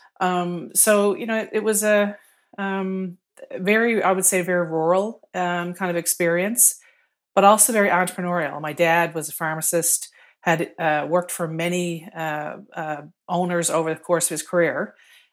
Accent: Stephenville, Newfoundland and Labrador, Canada; also born or lived in Fermeuse; now in St. John's, Canada; I was born on the West Coast of the island, and spent my younger years growing up in Quonset Brook and Stephenville

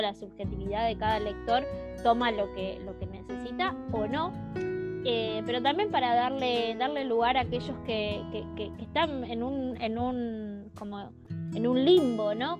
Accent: Argentina; nosotros por lo menos como, como lectoras argentinas

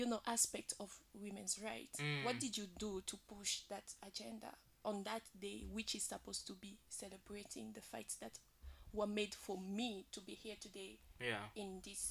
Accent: DR Congo; I'm from Congo, the Democratic Republic.

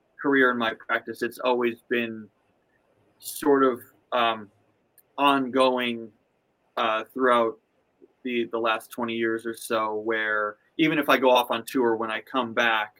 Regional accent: Buffalo, New York, United States; now in Los Angeles, United States; I grew up in Buffalo

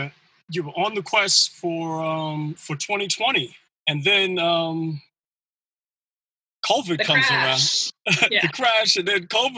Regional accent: New York City, New York, United States; born or raised there

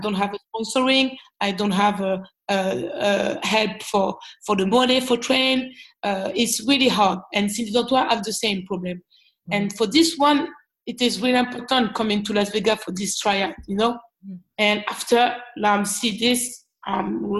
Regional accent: Lyon, Auvergne-Rhône-Alpes, France; English is a second language; I'm from Lyon

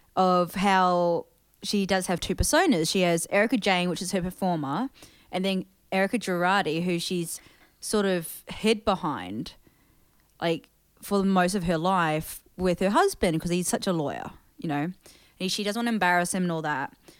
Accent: New Zealand; also born or lived in Thailand; growing up in New Zealand

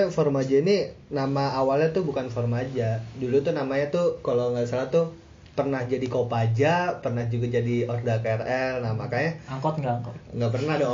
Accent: Jabodetabek, Indonesia; soalnya kan ya kita kita dari Jabodetabek kan udah biasa lah ngomong lo gue gitu

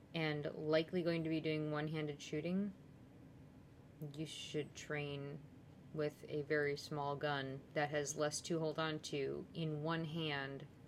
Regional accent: United States; being an American

